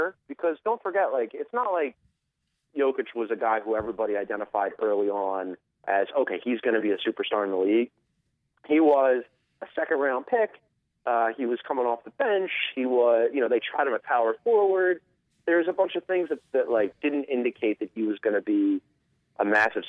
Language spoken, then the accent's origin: English; Philadelphia, Pennsylvania, United States; I'm from Philly. I grew up right near where he went to high school.